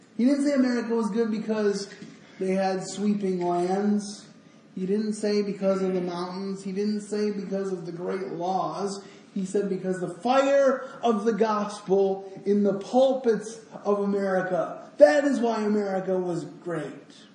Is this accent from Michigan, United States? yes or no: yes; Grand Rapids, Michigan, United States; I'm I'm from Grand Rapids.